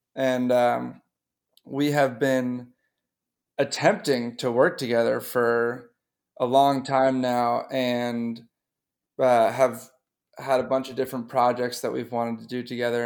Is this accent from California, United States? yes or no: no; North Shore of Boston, Massachusetts, United States; I grew up on the North Shore of Boston